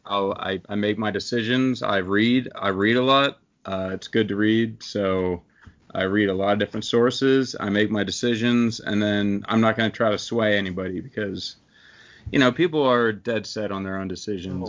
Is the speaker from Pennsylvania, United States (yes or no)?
yes; Pennsylvania, United States; I'm from Pennsylvania, and the closest major city that has a football team is Philadelphia to me.